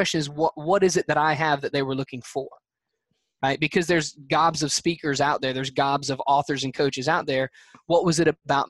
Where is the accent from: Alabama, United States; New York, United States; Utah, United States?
Alabama, United States; I'm a guy from Nowheresville, Alabama